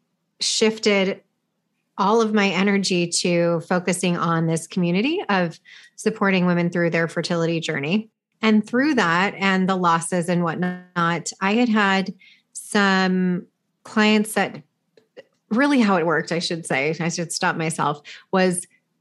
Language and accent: English; California, United States; I'm from California, I live in California